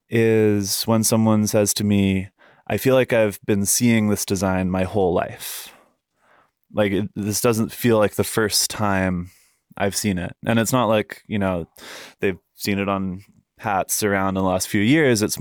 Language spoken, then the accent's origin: English; Fairfax, United States; I think when you're growing up in Fairfax, it's it's hard to really realize how good you've got it as far as your surroundings go.